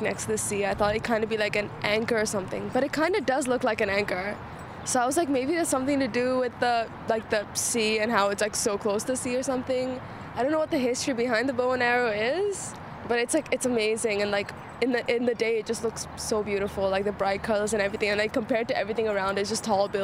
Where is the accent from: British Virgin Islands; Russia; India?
India; moved away as an adult; now in London, United Kingdom; I'm Indian, but I go to uni in London, and I'm only here for the summer because my sister works here